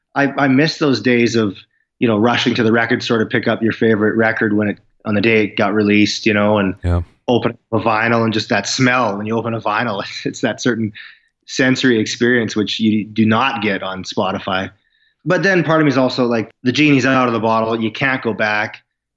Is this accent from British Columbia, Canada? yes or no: no; Saskatoon, Saskatchewan, Canada; also born or lived in Vancouver; Saskatoon, where I live now.